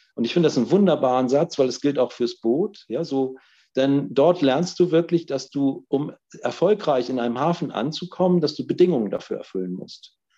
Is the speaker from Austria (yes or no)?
no; North Rhine-Westphalia, Germany; ich bin in Nordrhein-Westfalen geboren